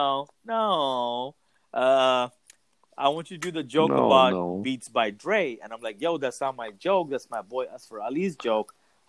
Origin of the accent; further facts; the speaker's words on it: Mumbai, Maharashtra, India; Hello. Hi … from Mumbai.